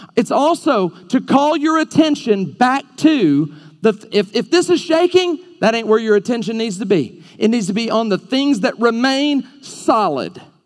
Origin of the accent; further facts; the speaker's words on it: Alabama, United States; I'm from Alabama.